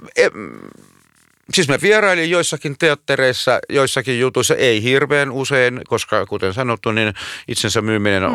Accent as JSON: {"language": "Finnish", "town": "Lahti", "region": "Päijät-Häme", "country": "Finland", "tie": "born or raised there", "moved": "as an adult", "said": "Mä oon Lahdesta syntyisin."}